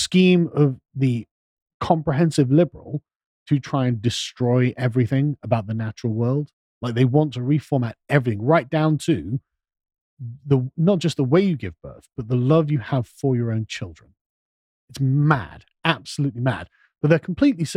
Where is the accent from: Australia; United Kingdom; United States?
United Kingdom; England; I'm an Englishman